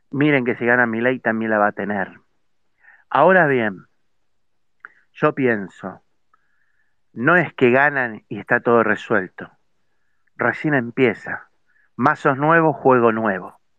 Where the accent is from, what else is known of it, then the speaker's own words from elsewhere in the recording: Argentina; es lamentable que como ciudadanos argentinos, como sociedad toda, tengamos este tipo y este grado de irresponsabilidad como argentinos